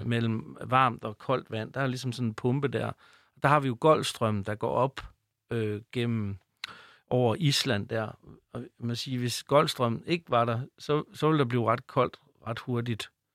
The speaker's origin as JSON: {"language": "Danish", "area": "North Jutland", "region": "North Denmark Region", "country": "Denmark", "accent": "North Jutlandic", "said": "nu kommer jeg fra Nordjylland, det ved jeg ikke, om I kan høre, men jeg har sådan, måske en, sådan en lille anxi-, accent med, med noget nordjysk."}